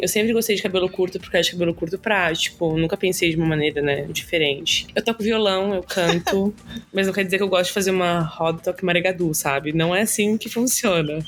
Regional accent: Garopaba, Santa Catarina, Brazil; Eu nasci na Carmela, mas eu sou de Garopaba, né? tipo, passei minha vida inteira lá

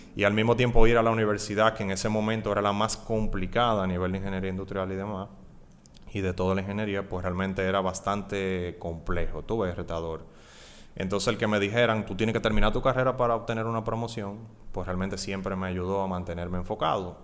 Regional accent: Santo Domingo, Distrito Nacional, Dominican Republic; also born or lived in Puerto Plata; Nací en Puerto Plata, luego vinimos aquí a Santo Domingo, estudié en el Colegio Loyola, toda la, desde preprimario hasta cuarto de bachillerato

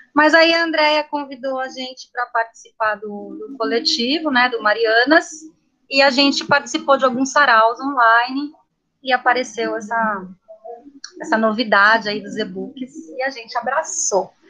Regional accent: São Paulo, Brazil; moved away as an adult; also born or lived in Minas Gerais; eu sou de São Paulo, sou nascida na capital

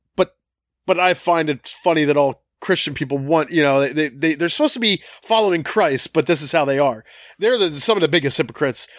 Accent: Collingdale, Pennsylvania, United States; we grew up on Wayne Avenue and Collingdale

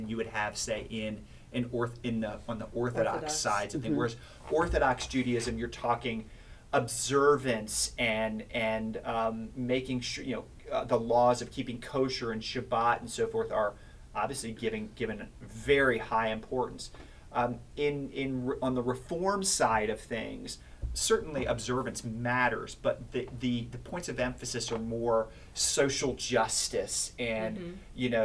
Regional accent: Silver Spring, Maryland, United States; I grew up in the Silver Spring, Maryland area, which is right outside Washington

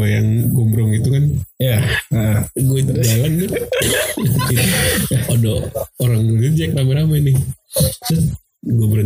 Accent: Bekasi, West Java, Indonesia; gue bilang gue aja gue orang Bekasi bang

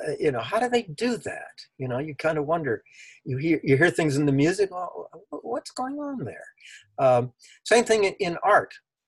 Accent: Los Angeles, California, United States; also born or lived in Berkeley; I'm from Los Angeles. I was born in Los Angeles. Went to grammar school, junior high school, and 2 years at UCLA, and then I moved to Berkeley in 1960.

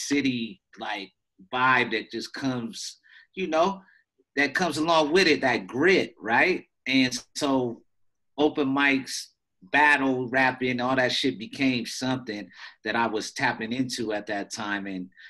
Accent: Washington, United States; Because growing up in Washington State, and so my mom was in the military, too, so you know, for a portion of our lives. So we was bouncing around.

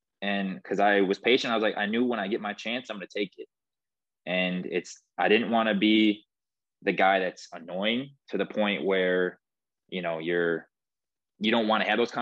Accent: Midwest, United States; we're from the Midwest

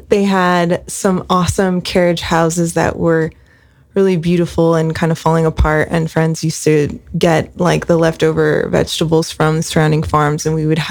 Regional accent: Spring Lake, New Jersey, United States; now in Ojai, United States; my early years, which were in the Jersey Shore

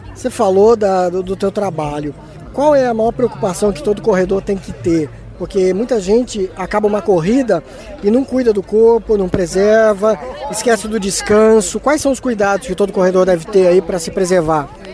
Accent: Paraná, Brazil; now in Joinville, Brazil; sou de, do Paraná

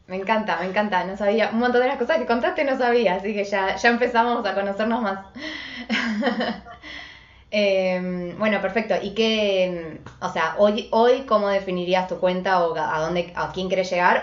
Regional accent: Buenos Aires, Argentina; soy de Buenos Aires, Argentina

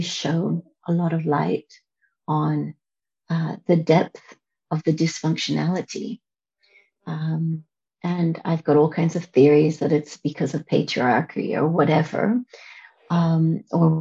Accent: United States; now in Amsterdam, Netherlands; I come from America

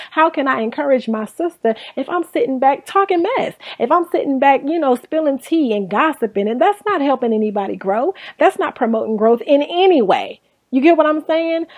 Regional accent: Inglewood, California, United States; born and raised in Inglewood, California. I'm actually still in California.

